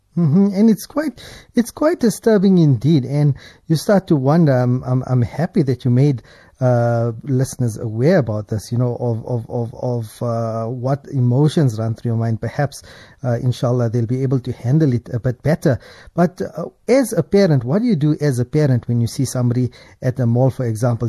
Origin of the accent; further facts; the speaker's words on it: South Africa; for us as South Africans